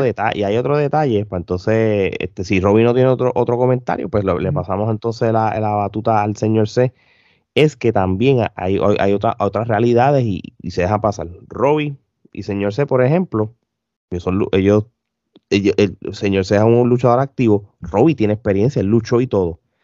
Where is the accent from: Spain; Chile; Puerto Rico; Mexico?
Puerto Rico; yo como puertorriqueño lo veo bien común en cualquier empresa de Puerto Rico